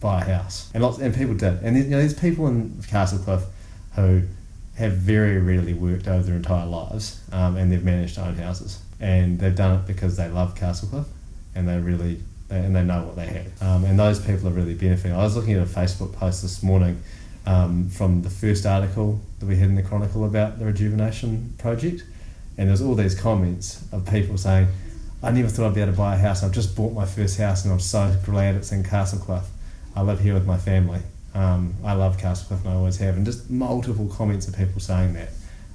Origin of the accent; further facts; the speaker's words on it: Sydney, New South Wales, Australia; now in Whanganui, New Zealand; I grew up in Surry Hills in Sydney